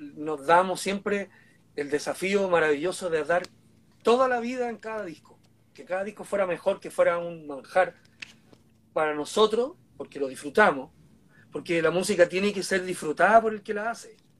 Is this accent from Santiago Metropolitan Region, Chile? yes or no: yes; Santiago, Santiago Metropolitan Region, Chile; Yo como santiaguino de cepa